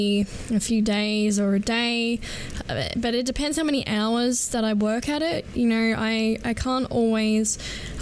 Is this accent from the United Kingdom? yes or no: no; Adelaide, South Australia, Australia; I am from Adelaide, South Australia.